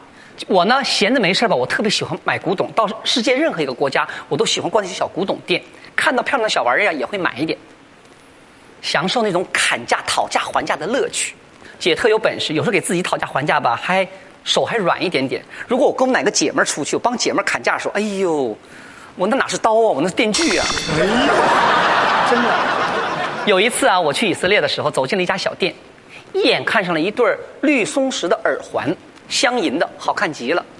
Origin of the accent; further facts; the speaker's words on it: China; 我说的什么呀？还说我们中国人抠门呢，你们犹太人才是出了名的铁算盘。